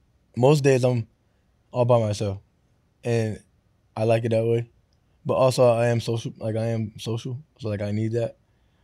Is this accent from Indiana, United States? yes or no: no; Florida, United States; So, but I got that from my dad because I grew up in Florida.